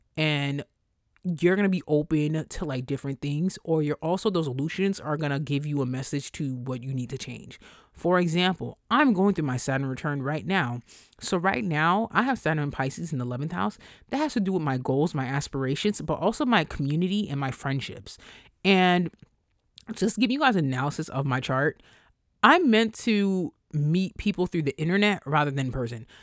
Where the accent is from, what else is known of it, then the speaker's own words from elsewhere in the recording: New York, United States; I'm from New York